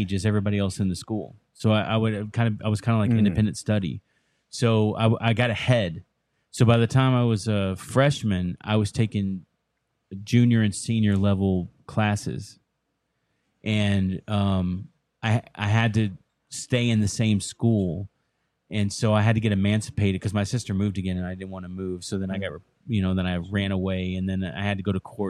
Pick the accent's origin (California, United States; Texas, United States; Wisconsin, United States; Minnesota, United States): Texas, United States; Dallas; moved away as an adult; also born or lived in Florida / South Carolina / Connecticut / Norfolk; I grew up mostly in Dallas, Fort Worth